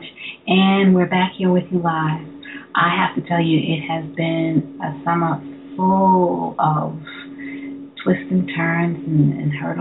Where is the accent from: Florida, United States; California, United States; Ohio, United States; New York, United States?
New York, United States; New York City; I'm also originally from Brooklyn